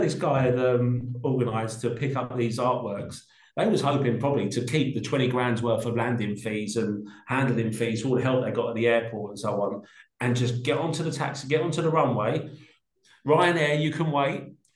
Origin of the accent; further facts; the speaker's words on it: London, United Kingdom; I grew up in Peckham in South London